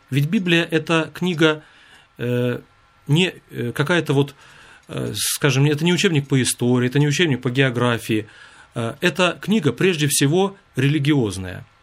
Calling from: Kirovsk, Murmansk Oblast, Russia; Я звоню из Мурманской области, города Кировска

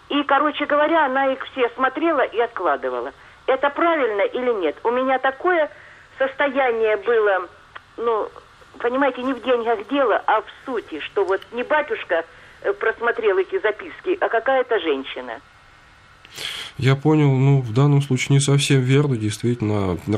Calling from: Pskov Oblast, Russia; я из Псковской области, верующий ….

